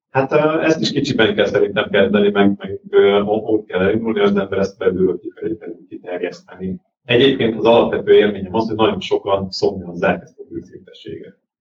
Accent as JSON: {"language": "Hungarian", "country": "Hungary", "said": "magyarok vagyunk"}